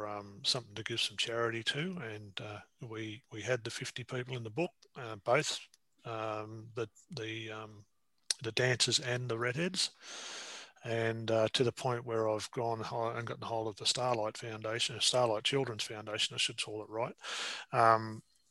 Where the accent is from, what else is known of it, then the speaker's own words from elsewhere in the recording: Castlemaine, Victoria, Australia; now in Newcastle, Australia; But my hometown is a little town in Victoria called Castlemaine, and I live in Newcastle.